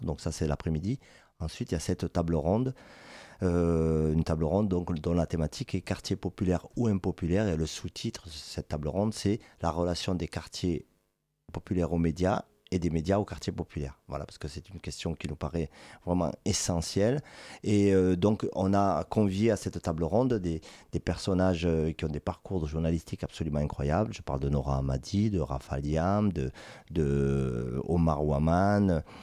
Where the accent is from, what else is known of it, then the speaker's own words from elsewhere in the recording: Toulouse, Occitania, France; Je suis toulousain, je suis né à Toulouse